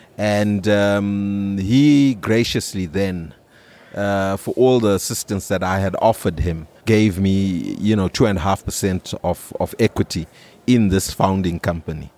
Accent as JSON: {"language": "English", "region": "Harare", "country": "Zimbabwe", "tie": "born or raised there", "said": "I grew up in Highfields"}